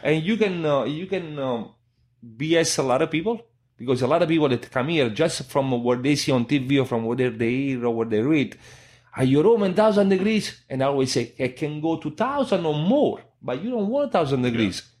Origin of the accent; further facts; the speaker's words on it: Italy; English is a second language; moved away as an adult; now in United States; when I go in Italy, you know, press the button, you're Italian again